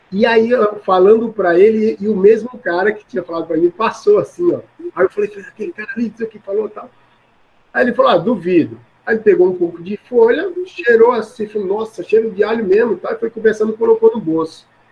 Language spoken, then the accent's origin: Portuguese; Maceió, Alagoas, Brazil; now in São Paulo, Brazil; Eu nasci de criado em Maceió, Alagoas